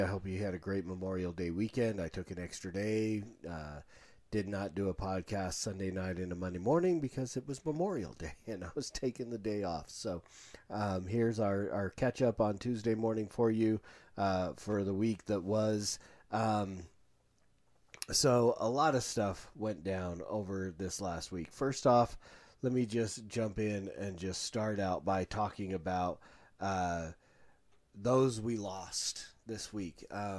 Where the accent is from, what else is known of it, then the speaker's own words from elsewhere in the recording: India; growing up in India and being among this place where millions of gods, pretty much anything could be a god, and then finding Christ and being saved